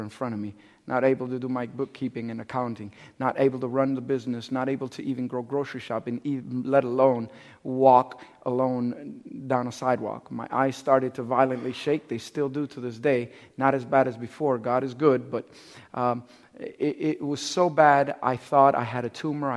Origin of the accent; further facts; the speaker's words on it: Cuba; I'm Cuban. I'm from Cuba.